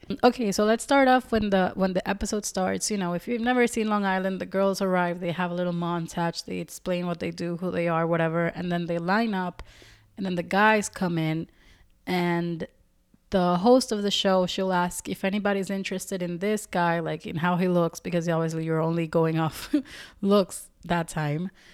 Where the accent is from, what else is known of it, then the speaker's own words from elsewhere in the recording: Dominican Republic; I'm not from Puerto Rico, but they're my neighbors. I'm Dominican